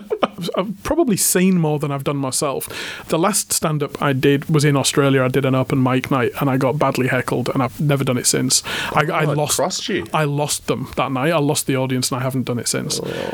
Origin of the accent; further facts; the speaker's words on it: Hull, Yorkshire and the Humber, United Kingdom; moved away as an adult; This was back in Hull, my hometown.